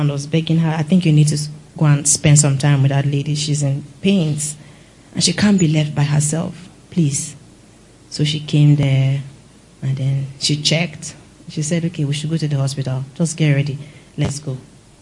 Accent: Benue, Nigeria; I'm from Benue

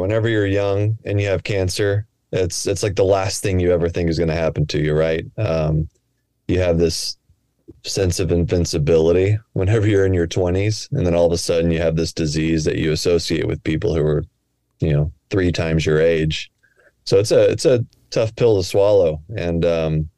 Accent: Texas, United States; moved away as an adult; also born or lived in New Hampshire; now in Portland, United States; I grew up in Texas, but then I went out to Dartmouth

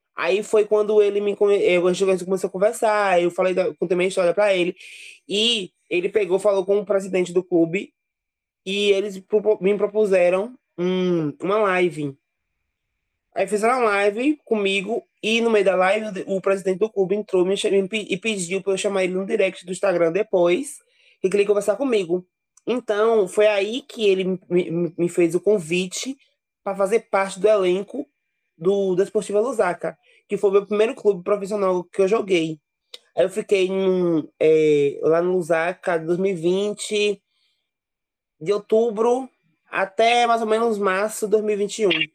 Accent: Serrinha, Bahia, Brazil; na cidade onde eu nasci, em Serrinha

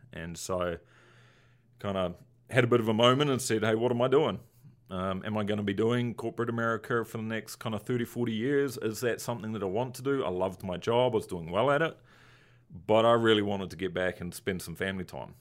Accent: Christchurch, Canterbury, New Zealand; moved away as an adult; now in Chicago, United States; my hometown that we moved back to actually had a big earthquake

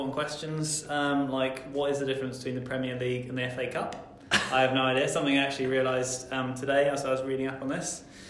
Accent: Lewes, South East England, United Kingdom; I'm from Brighton, yeah. Well, I'm from Lewes.

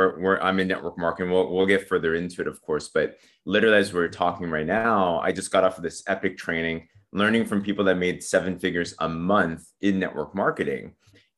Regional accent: San Diego, California, United States; I grew up in San Diego, California. Okay. Yeah, so pretty much a Cali kid.

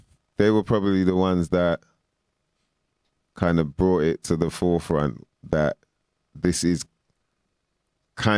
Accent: London, United Kingdom; I'm from West

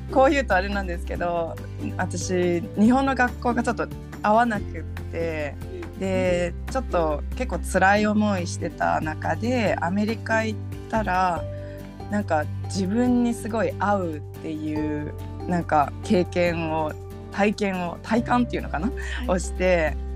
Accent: Brazil; born there; also born or lived in United States / United Kingdom; 実はあのアメリカの前にブラジルにも行ってたんですけどでブラジルで生まれたんですね実は。

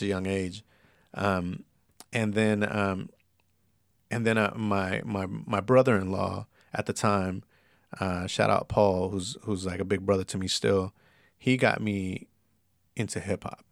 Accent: San Bernardino, California, United States; also born or lived in East Los Angeles; I lived in San Bernardino for twelve years. I graduated high school in the I E and everything

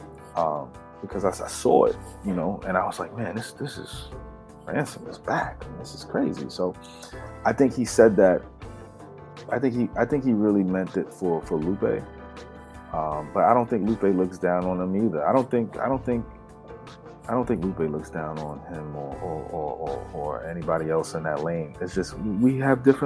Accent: New York, United States; I'm from New York

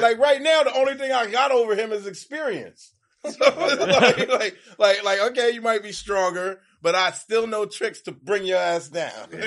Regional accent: New York City, New York, United States; moved away; I'm from New York, so I grew up playing hockey

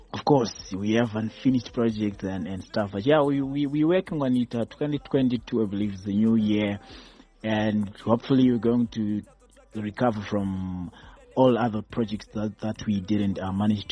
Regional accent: Kadoma, Mashonaland West, Zimbabwe; moved away as an adult; now in Harare, Zimbabwe; I was born in Kadoma. Yes, Kadoma. Although currently I reside in Harare

